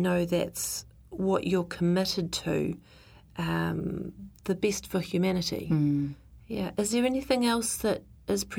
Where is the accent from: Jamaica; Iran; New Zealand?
New Zealand; South Island; I grew up in the South Island.